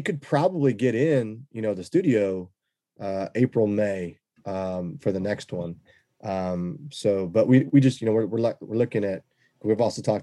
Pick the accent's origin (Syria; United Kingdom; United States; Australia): United States; Texas; being Texan is our doors are always open